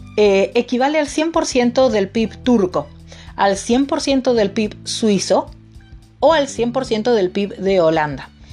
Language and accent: Spanish; Argentina; como ciudadana argentina